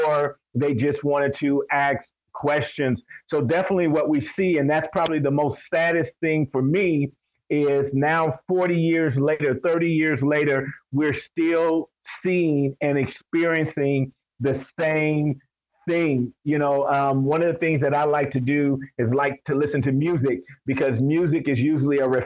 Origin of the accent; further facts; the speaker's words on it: Compton, California, United States; I was raised in Compton, California.